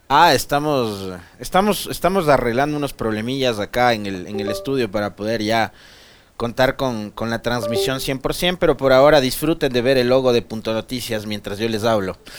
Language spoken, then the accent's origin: Spanish; San Miguel, Bolívar, Ecuador; yo no soy de Guaranda, mi familia tampoco, somos de San Miguel pero sí de la provincia de Bolívar